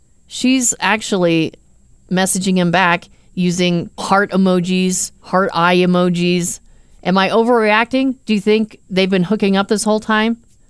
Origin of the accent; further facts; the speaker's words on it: Arizona, United States; Okay, I've been going to Mexico pretty much my whole life. I grew up in Arizona, so.